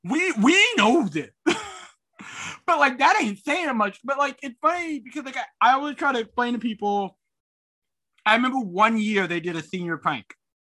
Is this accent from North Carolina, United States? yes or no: yes; North Carolina, United States; So I always call it my hometown. I explain to people, oh, it's in North Carolina. It's right outside of Raleigh.